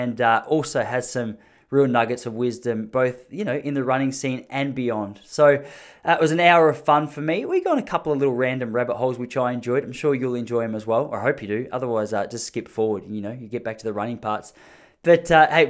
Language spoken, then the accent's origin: English; Gippsland, Victoria, Australia; I'm from a place in Victoria in Australia called Gippsland, which is sort of country Victoria.